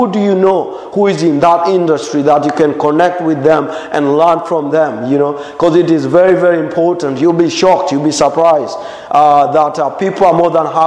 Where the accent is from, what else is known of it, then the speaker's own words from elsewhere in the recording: Morogoro, Morogoro Region, Tanzania; English is a second language; I would go hike the Uluguru Mountains in Morogoro.